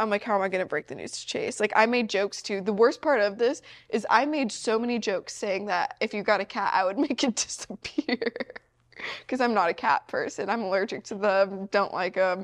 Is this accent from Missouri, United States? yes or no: yes; Missouri, United States; I'm from Missouri